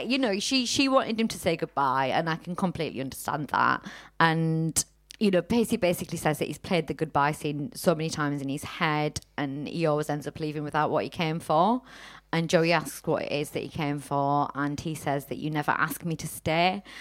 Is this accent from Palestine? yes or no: no; Teesside, North East England, United Kingdom; now in Manchester, United Kingdom; we're in Manchester, we're originally from Teesside